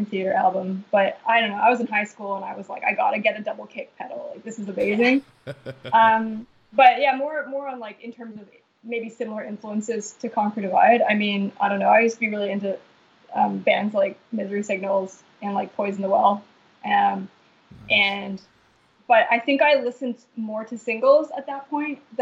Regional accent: Vancouver, British Columbia, Canada; now in Montreal, Canada; I'm from Vancouver originally

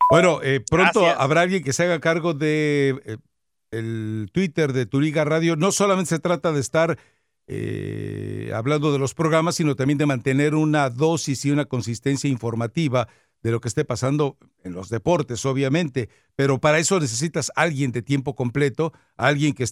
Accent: Cuba; Soy cubano, rata.

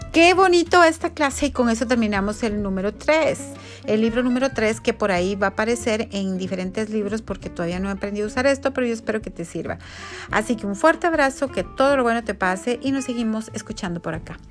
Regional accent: Guatemala

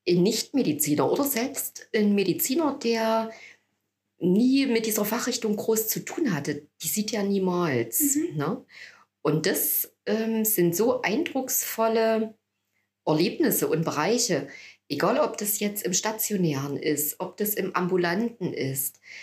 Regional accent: Annaberg-Buchholz, Saxony, Germany; also born or lived in Chemnitz / Jena; also ich habe Abitur gemacht hier in Annaberg, ich stamme ja hier aus der Region

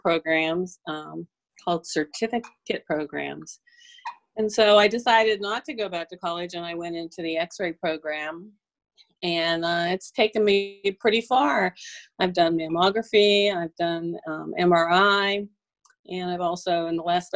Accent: Pittsburgh, Pennsylvania, United States; moved away as an adult; also born or lived in Brandon, Florida; now in Birmingham, United States; I grew up, and so did my husband, we grew up in Pittsburgh

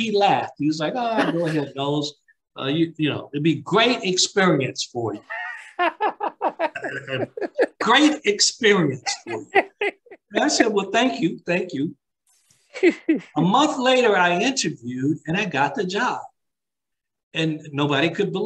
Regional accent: Alabama, United States; moved away; growing up in Alabama

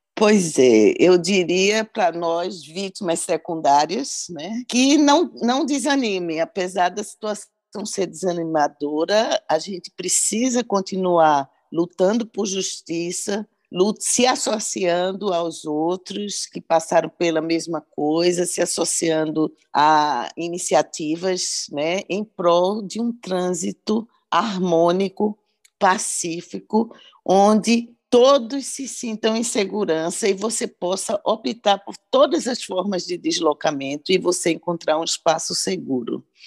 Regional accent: Recife, Pernambuco, Brazil; moved away; Recife é minha terra

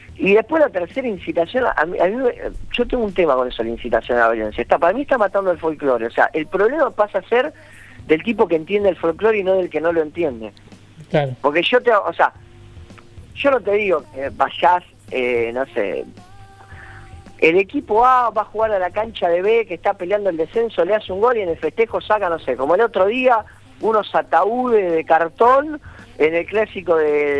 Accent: Buenos Aires, Argentina; yo vengo de Buenos Aires

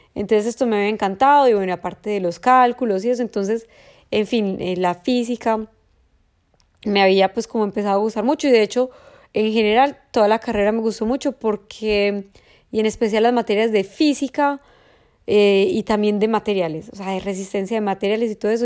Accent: Medellín, Antioquia, Colombia; yo nací en Medellín y toda la vida estudié en un colegio

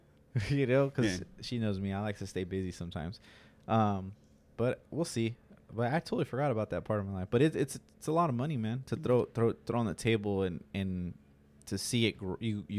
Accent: Santa Maria, California, United States; also born or lived in Salinas / Yuma; I was born in Salinas, and I was raised in Santa Maria. And in Yuma.

